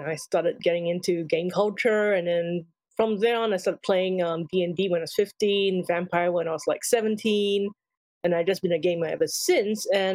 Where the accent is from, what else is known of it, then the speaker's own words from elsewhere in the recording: Singapore; I grew up in Singapore